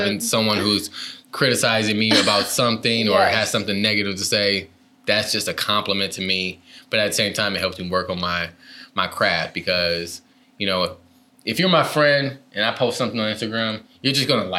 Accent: Detroit, Michigan, United States; moved away as an adult; also born or lived in Saginaw, Michigan; now in California, United States; But then I grew up in the like Detroit area for most of my life. Went to college, went to all the schools from elementary, middle school through college, in the Detroit area. And then I moved to California.

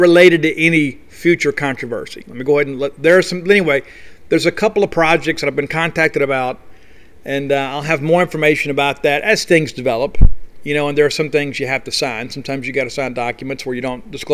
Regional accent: South Mississippi, United States; I was raised in South Mississippi.

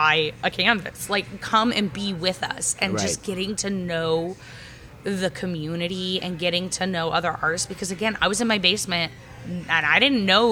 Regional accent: Ogden, Utah, United States; I grew up in Ogden in a small town

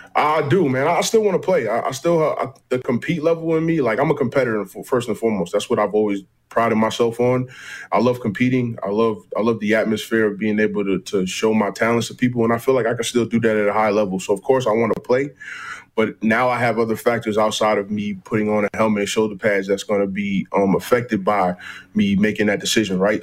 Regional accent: United States; as an American C F L player

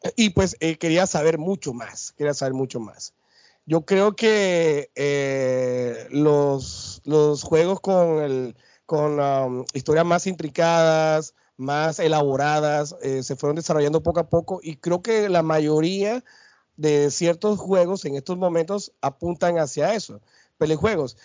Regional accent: Barranquilla, Atlántico, Colombia; mi tierra, Barranquilla, acá en Altos de Soledad

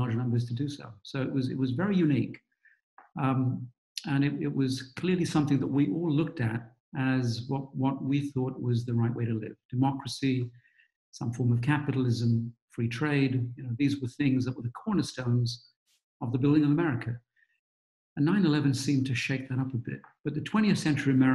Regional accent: London, United Kingdom; accent: British; also born or lived in Gujarat, India; now in United States; I grew up in London's East End, which was rough in those days

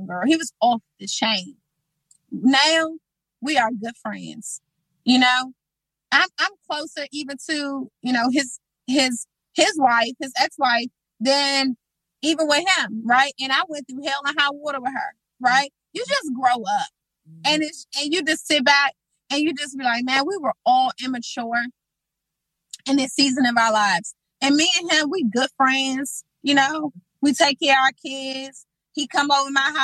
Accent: Washington, District of Columbia, United States; I grew up on Kennedy Street

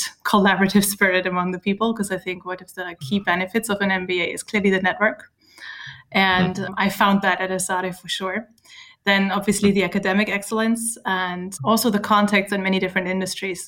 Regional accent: Germany; moved away as an adult; also born or lived in Michigan, United States / Barcelona, Spain; I grew up in Germany, close to Hamburg

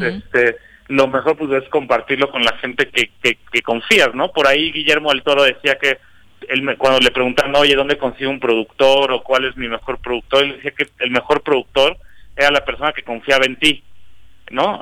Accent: Cuernavaca, Morelos, Mexico; yo nací y crecí en Cuernavaca

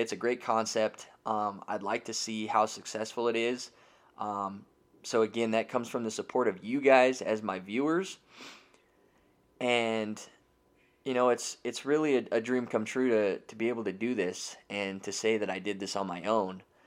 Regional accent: Denver, Colorado, United States; now in Loveland, United States; I was born and raised right here in the Denver metro area, so I am a real native.

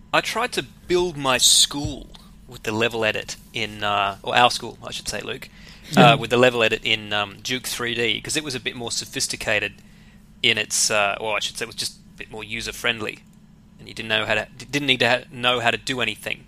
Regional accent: Australia; also born or lived in Western Sydney

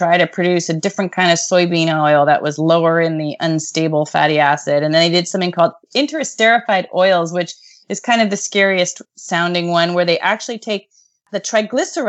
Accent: United States; as an American

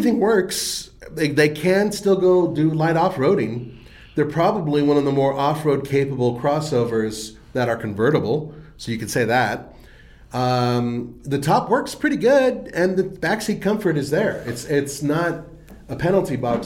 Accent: Southern California, United States; my hometown

